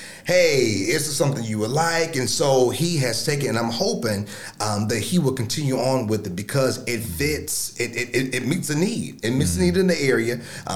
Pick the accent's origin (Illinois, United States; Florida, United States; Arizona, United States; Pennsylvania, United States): Illinois, United States; Chicago; moved away as an adult; now in Southern Illinois, United States; I am originally from Chicago, came here 20 years ago to go to SIU